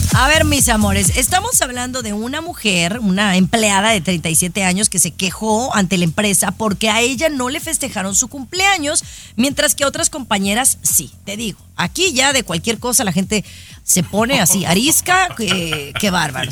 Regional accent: Mexico; soy mexicana

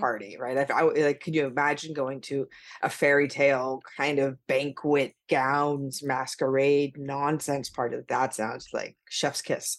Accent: Las Vegas, Nevada, United States; I'm from Las Vegas

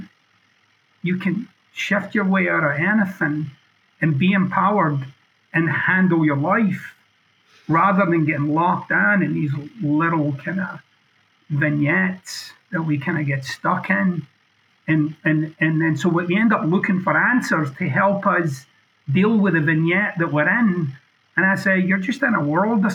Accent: Scotland, United Kingdom; I'm being boldly Scottish

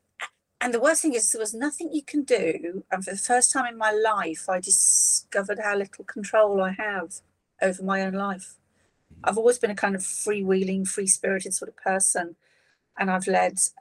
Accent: Shropshire, West Midlands, United Kingdom; also born or lived in Liverpool; I left when I was 7. My dad got a job in Shropshire. So that's a big county in the middle of the UK for all our American listeners. And it's a farming county. My dad wasn't a farmer. He just got a job in a supermarket chain. And we moved out of Liverpool when I was 7. So I grew up in quite a rural environment

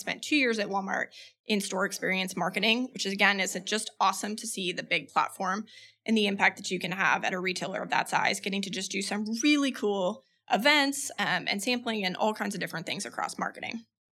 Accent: Philippines; moved away as an adult; So I was born and raised in the Philippines. My parents were missionaries. They met overseas. My siblings and I were all born there. So I lived there till I was 18

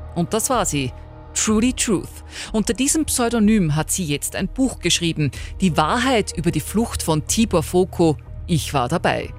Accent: Upper Austria, Austria; zumindest hier bei uns in Oberösterreich

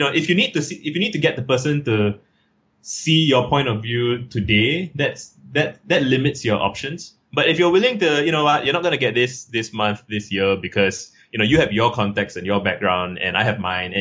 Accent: Singapore; I'm from Singapore

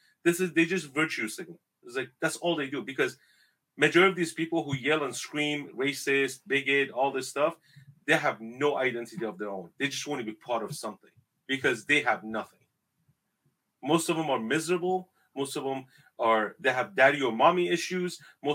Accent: northern Iraq, Iraq; I'm from the Middle East. My ancestors are from Mesopotamia. 6,700 years ago. We are the first civilization that was created in the world. That's my ancestor. We're from Babylon, northern Iraq, Mesopotamia.

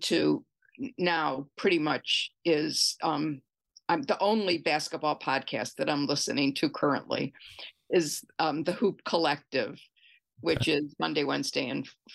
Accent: Detroit, Michigan, United States; now in Seattle, United States; I grew up in Detroit when the Tigers were pretty good.

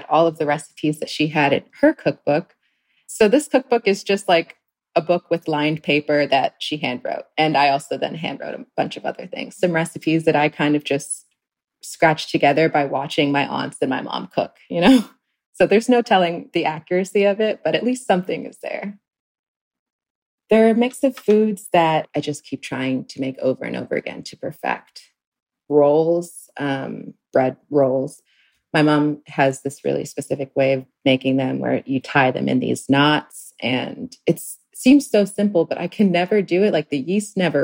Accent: U.S. Virgin Islands; moved away; I grew up in St. Croix, the Virgin Islands.

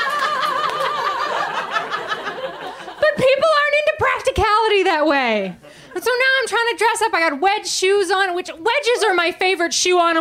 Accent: Biddeford, Maine, United States; I grew up in Maine, and Mainers aren't a very vain people.

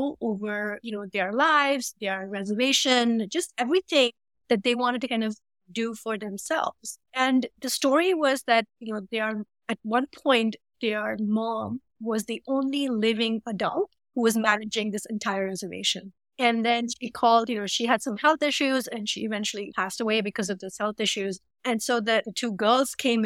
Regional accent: Mumbai, Maharashtra, India; moved away as an adult; now in Chicago, United States; I'm from Mumbai and, you know, I've grown up in a humid environment

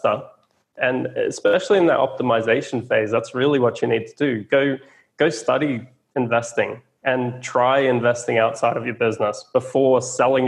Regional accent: Australia; I'm an Aussie.

